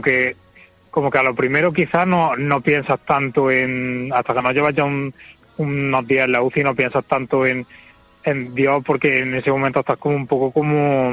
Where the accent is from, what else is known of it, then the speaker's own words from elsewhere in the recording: Córdoba, Andalusia, Spain; moved away as an adult; also born or lived in Madrid; now in Córdoba, Spain; soy de aquí, soy de Córdoba y me fui allí a trabajar